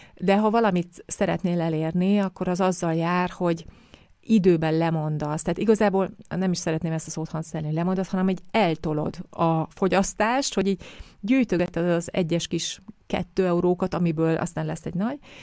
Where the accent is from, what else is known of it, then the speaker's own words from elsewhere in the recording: Hungary; moved away as an adult; also born or lived in Vienna, Austria; én is Magyarországon a átlagos magyar körülmények között nőttem fel